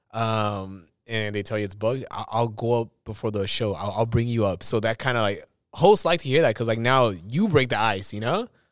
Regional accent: Los Angeles, California, United States; I was born in East

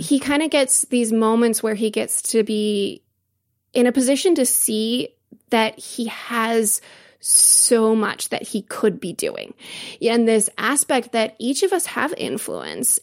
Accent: United States; as an American.

